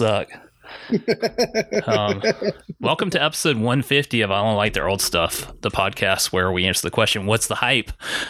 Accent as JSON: {"language": "English", "town": "Augusta", "region": "Georgia", "country": "United States", "tie": "born or raised there", "said": "Shout out to my hometown. You know, we got that James Brown statue, Augusta."}